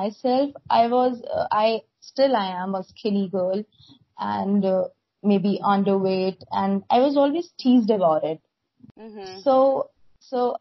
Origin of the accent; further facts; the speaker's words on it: India; from India.